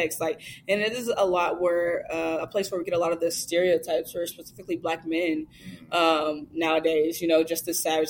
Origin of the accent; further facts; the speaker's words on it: Texas, United States; I'm from Texas